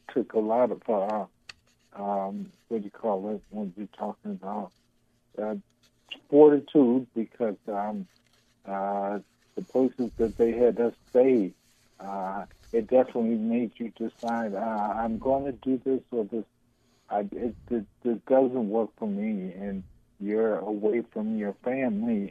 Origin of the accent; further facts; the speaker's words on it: Chicago, Illinois, United States; growing up in Chicago